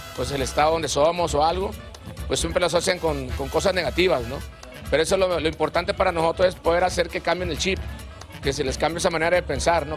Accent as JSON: {"language": "Spanish", "country": "Mexico", "said": "nosotros como mexicanos"}